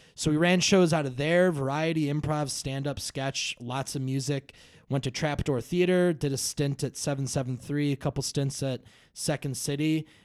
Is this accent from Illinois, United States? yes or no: yes; Brookfield, Illinois, United States; I grew up in Brookfield